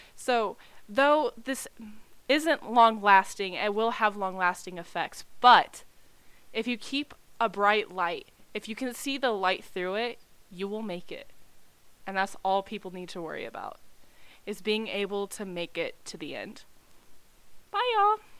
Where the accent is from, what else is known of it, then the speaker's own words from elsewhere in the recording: Texas, United States; I'm from Texas.